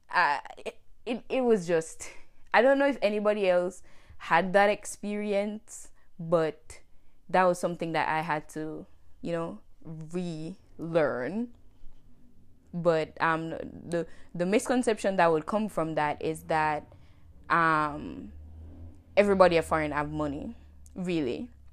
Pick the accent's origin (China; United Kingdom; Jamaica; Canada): Jamaica; moved away as an adult; now in United States; I am Jamaican. I was born and raised in Jamaica, but I left Jamaica in two thousand nineteen